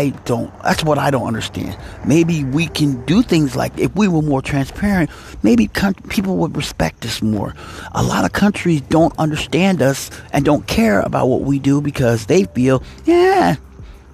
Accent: United States; I'm an American

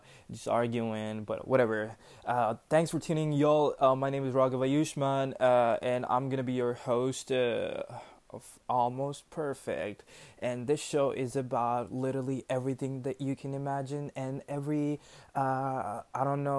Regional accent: New Delhi, Delhi, India; I'm from India, New Delhi

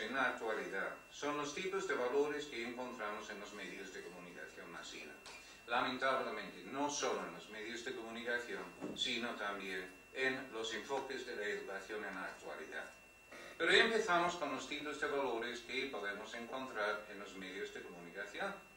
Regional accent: United Kingdom; Spanish is a second language; now in Spain; tengo este eh, acento raro porque pues, soy británico, pues de hecho desde hace un mes no soy británico, pero vamos, hasta hace un mes era británico, ahora ya soy español

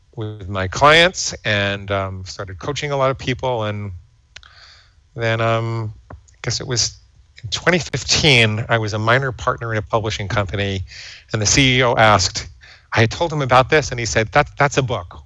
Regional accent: New York City, New York, United States; I grew up in and around New York City

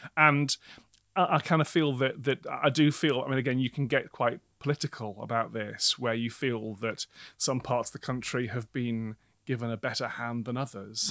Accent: Newcastle, North East England, United Kingdom; moved away as an adult; now in London, United Kingdom; who has grown up in the Northeast

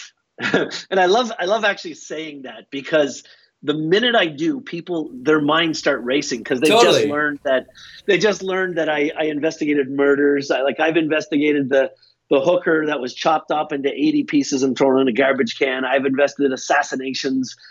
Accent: Halifax, Nova Scotia, Canada; I grew up in Atlantic Canada, in Halifax, Nova Scotia, in Canada

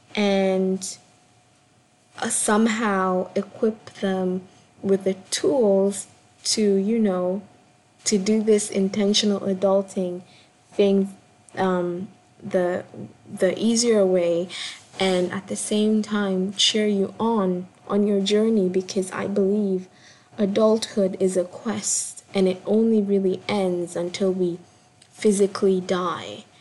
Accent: Kenya; I'm a Kenyan born performance artist

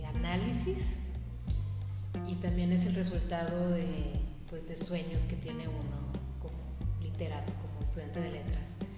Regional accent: Pabellón de Arteaga, Aguascalientes, Mexico; yo soy de aquí, yo soy originaria de Pabellón de Arteaga

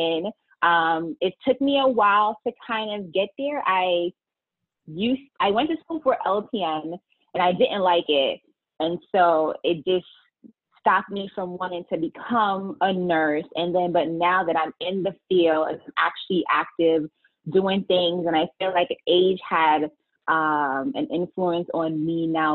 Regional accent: New York City, New York, United States; now in Connecticut, United States; I'm from the Bronx.

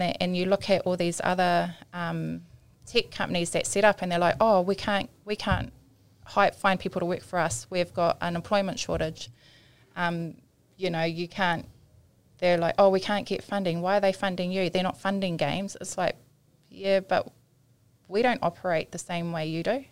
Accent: Auckland, New Zealand; I grew up in Otara my primary school was Flatbush Primary School.

